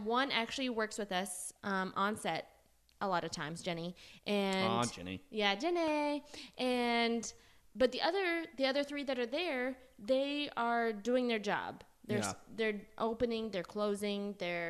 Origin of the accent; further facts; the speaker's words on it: Oklahoma, United States; I'm from Oklahoma and I do hair